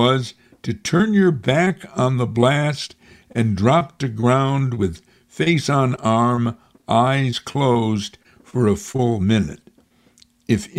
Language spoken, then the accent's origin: English; Amsterdam, New York, United States; In my hometown of Amsterdam, New York